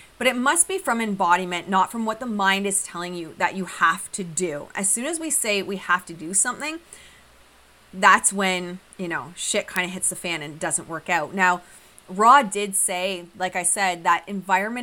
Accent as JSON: {"language": "English", "country": "Australia", "tie": "born or raised there", "moved": "yes", "said": "at my family's farm, valleys growing up in Australia"}